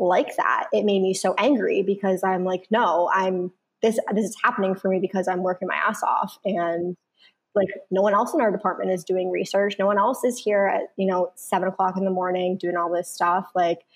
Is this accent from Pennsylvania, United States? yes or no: yes; Central Pennsylvania, United States; I grew up in Central Pennsylvania